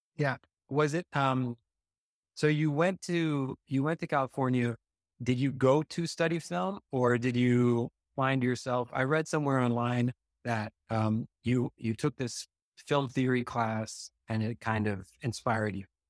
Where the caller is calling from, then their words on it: Beirut, Beirut Governorate, Lebanon; I'm calling from Beirut